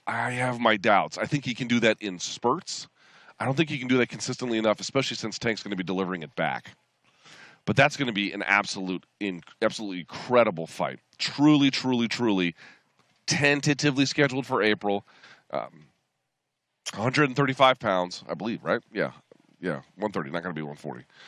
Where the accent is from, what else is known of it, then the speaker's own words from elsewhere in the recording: Washington, District of Columbia, United States; we are in Washington D.C., not just because it's my hometown